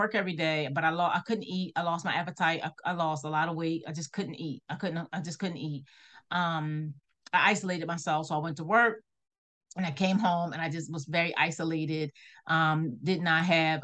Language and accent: English; Philadelphia, Pennsylvania, United States; moved away; I'm a native from Philadelphia, I live in a small town